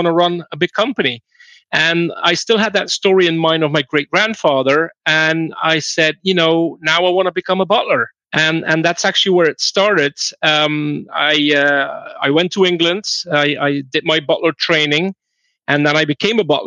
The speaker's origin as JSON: {"language": "English", "country": "Belgium", "said": "I'm from Belgium"}